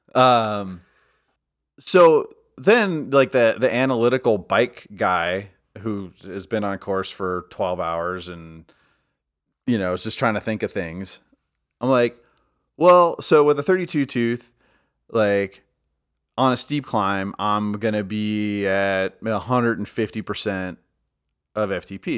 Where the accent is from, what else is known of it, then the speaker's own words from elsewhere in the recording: United States; I'm an ignorant American